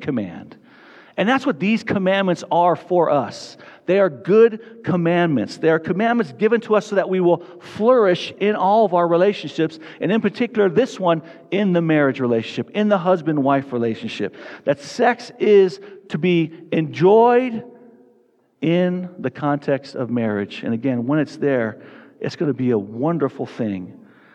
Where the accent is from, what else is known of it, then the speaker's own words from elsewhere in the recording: Tucson, Arizona, United States; now in Fort Collins, United States; I grew up in Tucson, Arizona.